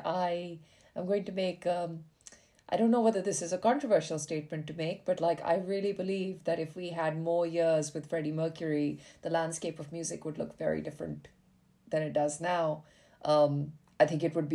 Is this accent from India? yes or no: yes; India; moved away; growing up in India, like as a young bisexual